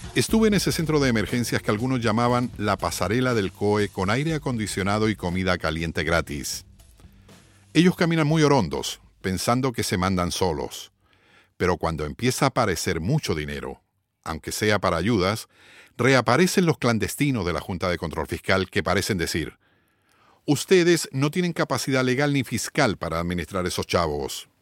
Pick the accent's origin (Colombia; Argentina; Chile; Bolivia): Chile; moved away as an adult; now in Puerto Rico; soy periodista chileno radicado en Puerto Rico hace más de 30 años